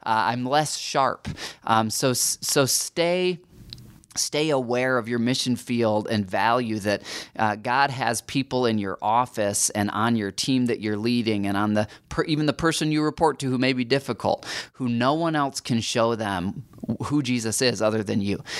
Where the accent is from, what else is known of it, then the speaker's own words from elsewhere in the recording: United States; as American Christians